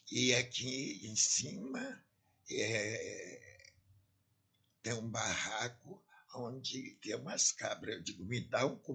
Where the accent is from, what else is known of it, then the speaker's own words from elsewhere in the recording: Ançã, Centro, Portugal; now in Brazil; Eu sou de Ançã.